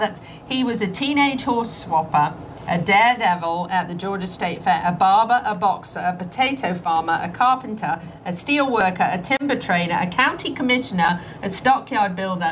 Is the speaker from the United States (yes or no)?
no; England, United Kingdom; moved away; I'm English.